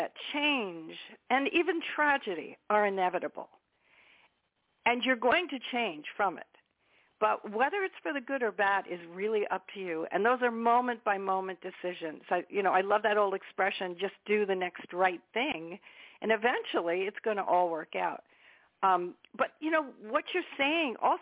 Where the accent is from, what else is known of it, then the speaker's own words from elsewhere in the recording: United States; being an American